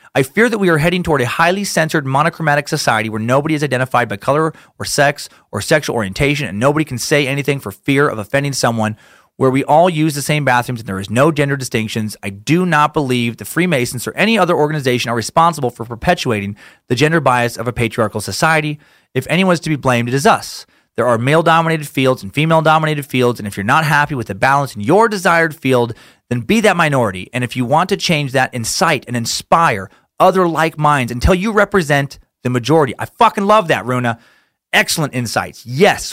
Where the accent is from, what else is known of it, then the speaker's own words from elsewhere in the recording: Idaho, United States; my home state